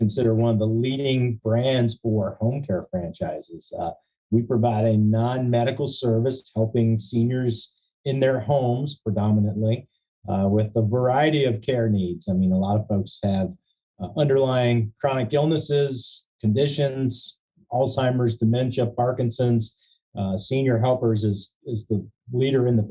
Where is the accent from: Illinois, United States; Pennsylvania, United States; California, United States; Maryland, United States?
Maryland, United States; Bel Air; I was living in my hometown of Bel Air, where one of the franchise brands here in Maryland has their headquarters